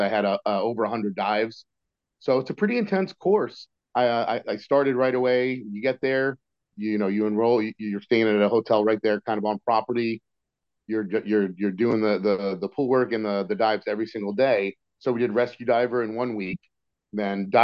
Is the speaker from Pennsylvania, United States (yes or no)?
yes; Philadelphia, Pennsylvania, United States; moved away; I was from Philly